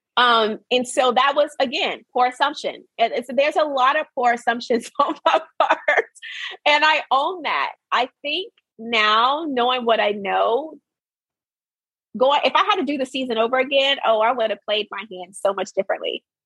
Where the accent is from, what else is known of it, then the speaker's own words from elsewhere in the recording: Arkansas, United States; I was raised in Arkansas, born and raised